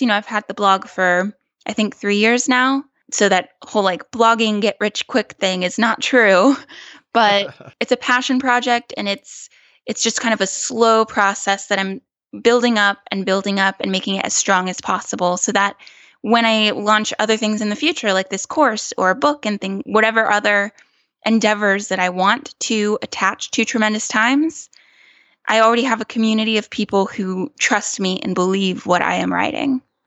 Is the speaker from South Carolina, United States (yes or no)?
yes; small town near Clemson, South Carolina, United States; moved away as an adult; also born or lived in New York / California; I am from a very small town in South Carolina